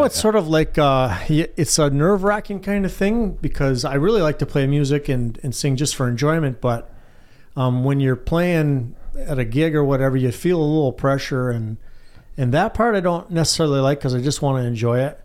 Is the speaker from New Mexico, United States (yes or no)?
no; White Pine, Michigan, United States; I grew up in White Pine